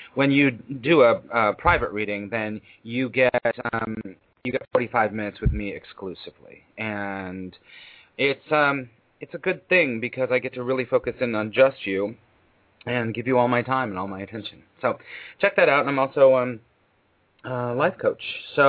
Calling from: New York City, New York, United States; I'm calling you from New York City

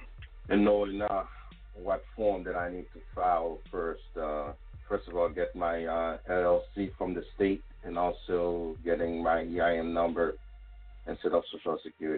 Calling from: Connecticut, United States; I'm calling from Connecticut.

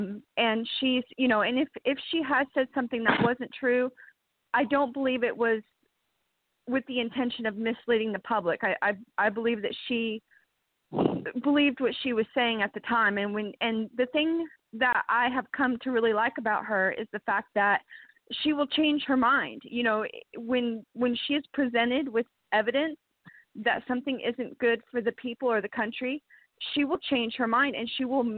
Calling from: Tigard, Oregon, United States; Hi, this is … calling from Tigard, Oregon.

